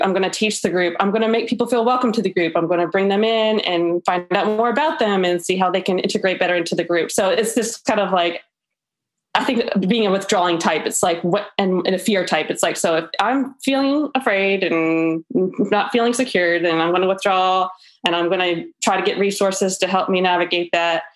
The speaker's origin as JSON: {"language": "English", "town": "Tallahassee", "region": "Florida", "country": "United States", "said": "I'm from Tallahassee, Florida"}